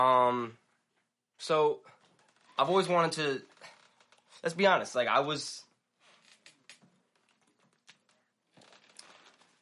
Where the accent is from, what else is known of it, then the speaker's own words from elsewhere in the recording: Schaumburg, Illinois, United States; I've literally lived here in the suburbs of Chicago my whole life, 22 years